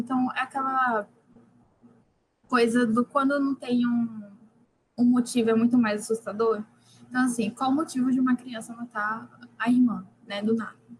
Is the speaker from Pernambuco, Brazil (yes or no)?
yes; Recife, Pernambuco, Brazil; eu sou de Recife